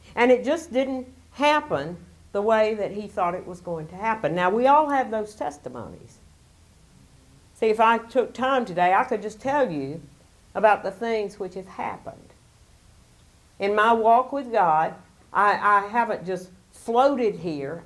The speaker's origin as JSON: {"language": "English", "region": "Alabama", "country": "United States", "tie": "born or raised there", "said": "I was born in Alabama"}